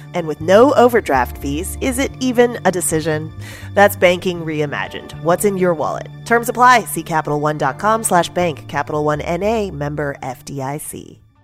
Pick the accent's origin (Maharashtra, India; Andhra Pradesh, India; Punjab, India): Maharashtra, India; Mumbai; moved away as an adult; now in Los Angeles, United States; my hometown, my home country, Mumbai, India, as well as my adopted home, my second home, Los Angeles, California